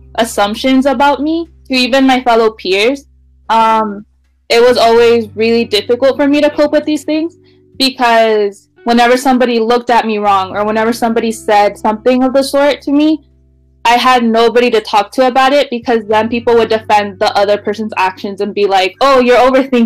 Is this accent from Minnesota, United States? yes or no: no; Wenatchee, Washington, United States; also born or lived in California; when I moved to Wenatchee